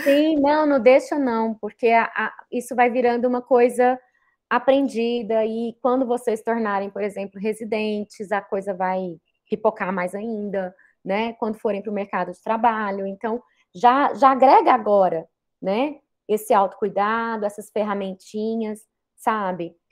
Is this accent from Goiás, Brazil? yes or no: yes; Goiânia, Goiás, Brazil; eu sou natural de Goiânia